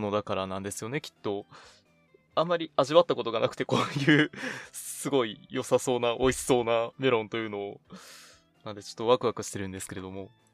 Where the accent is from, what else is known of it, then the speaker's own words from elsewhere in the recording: Nagano, Japan; moved away; 長野県地元に帰ってまいりまして